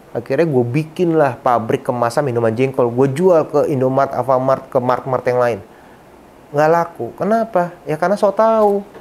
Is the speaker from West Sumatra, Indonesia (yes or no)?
yes; Padang, West Sumatra, Indonesia; Kebetulan saya orang Sumatera Barat, orang Padang gitu ya.